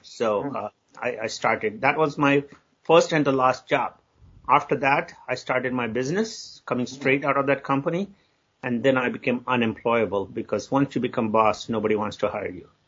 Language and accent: English; India; moved away as an adult; now in United States; I grew up in India, and Indian culture generally